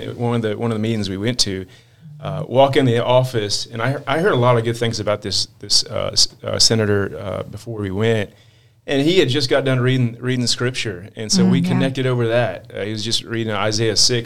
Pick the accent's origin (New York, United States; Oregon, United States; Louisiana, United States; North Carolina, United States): North Carolina, United States; Edenton; also born or lived in Norfolk, Virginia; born and raised in Norfolk, Virginia, but grew up on near the Outer Banks in Edenton, North Carolina.